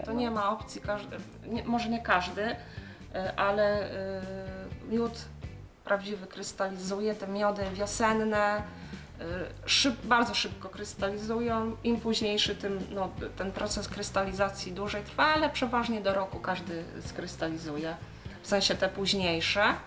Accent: Low Beskids, Poland; u nas w Beskidzie Niskim

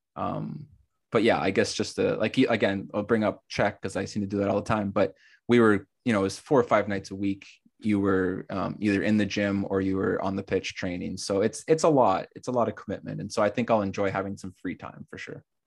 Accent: Canada; starting a club in my hometown and growing it to the level we've gotten it

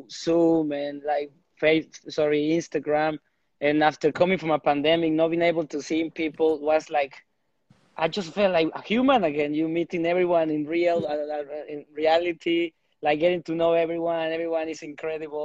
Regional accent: Mexico; moved away as an adult; now in United Kingdom; I'm from Mexico. I pretty much lived there all my life. I moved to the UK when I was 23, 24 years.

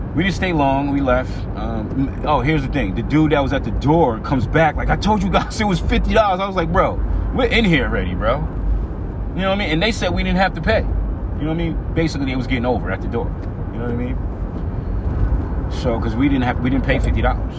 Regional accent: Atlanta, Georgia, United States; I'm from Atlanta too

